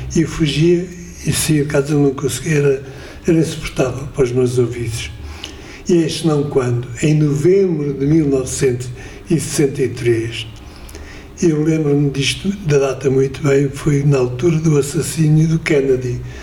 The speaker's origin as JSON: {"language": "Portuguese", "town": "Coimbra", "region": "Centro", "country": "Portugal", "tie": "born or raised there", "said": "nasci em Coimbra, o que quer dizer Quer dizer que ouvia muito Fado de Coimbra"}